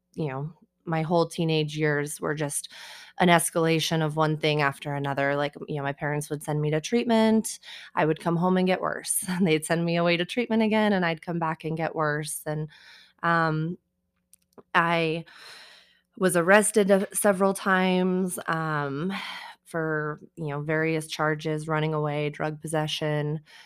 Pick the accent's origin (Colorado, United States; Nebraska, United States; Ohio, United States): Colorado, United States; Colorado Springs; also born or lived in Denver; I grew up here in Colorado Springs, um, and I have lived in Denver now since I was eighteen